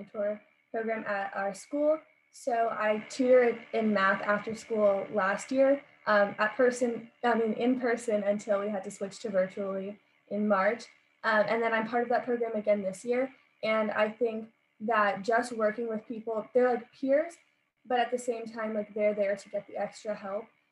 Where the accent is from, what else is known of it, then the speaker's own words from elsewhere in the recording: Los Angeles, California, United States; I'm also from Los Angeles, California, and I am also a senior.